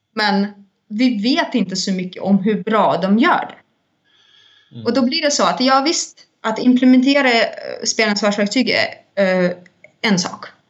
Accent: Saint Petersburg, Russia; now in Stockholm, Sweden; jag kommer ursprungligen från Ryssland, från Sankt Petersburg

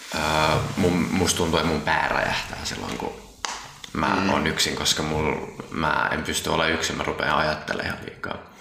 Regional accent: Vantaa, Uusimaa, Finland; also born or lived in Tapulikaupunki, Helsinki; mä tuun Vantaan Tiksistä

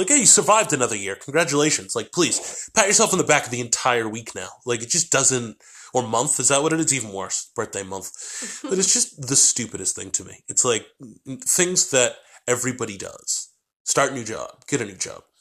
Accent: New Hampshire, United States; moved away; also born or lived in Boston; I grew up in New Hampshire

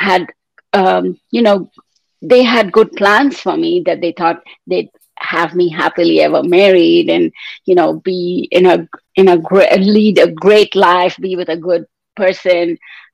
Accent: India; moved away as an adult; now in Canada; I was born and raised in India in a traditional family

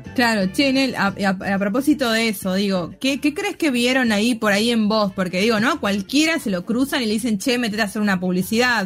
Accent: Tucumán, Argentina; moved away as an adult; now in Buenos Aires, Argentina; soy porteña, pero yo soy tucumana, nací, crecí en Tucumán, vivo en Buenos Aires hace un par de años.

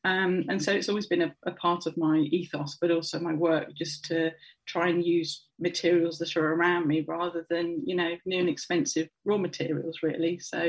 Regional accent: Birmingham, West Midlands, United Kingdom; moved away as an adult; also born or lived in China / London; now in Cambridge, United Kingdom; I was born in Bourneville in Birmingham, to the smell of Cadbury's chocolate, which was great as a child. And yeah, I lived in Birmingham till I was 18, when I moved away to university

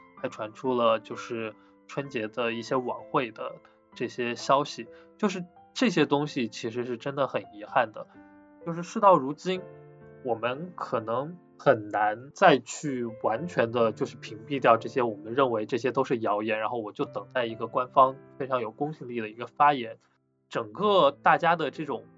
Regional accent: Wuhan, Hubei, China; 因为本身我是武汉人，当时我也身处武汉

